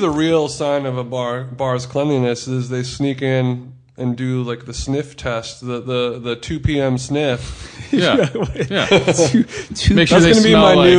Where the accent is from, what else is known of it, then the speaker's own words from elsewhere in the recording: Orange County, California, United States; now in Los Angeles, United States; Well, I grew up in Orange County near the beach, where like boogie boarding was very normal.